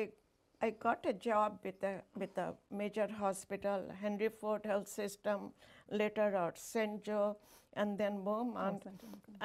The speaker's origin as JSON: {"language": "English", "country": "India", "tie": "born or raised there", "moved": "as an adult", "lives_now": "Michigan, United States", "said": "born and raised in India, a small city"}